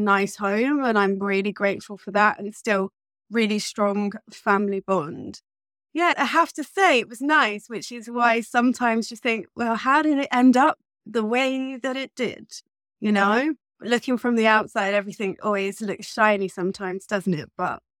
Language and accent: English; England, United Kingdom; born there; Growing up, I have to say, I was born in 1983 in England.